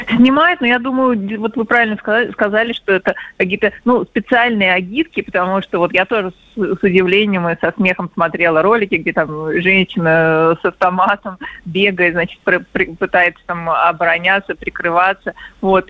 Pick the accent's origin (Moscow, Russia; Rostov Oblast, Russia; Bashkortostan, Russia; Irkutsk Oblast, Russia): Moscow, Russia; accent: Moscow akanye; мы, конечно, москвичи этого не слышим, что мы акаем